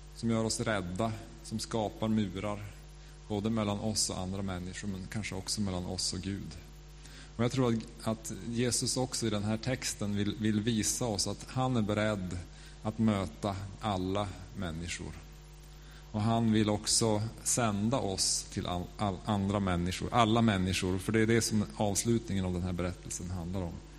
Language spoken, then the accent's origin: Swedish; Norrland, Sweden; accent: Norrland; now in Stockholm, Sweden; jag är liksom norrlänning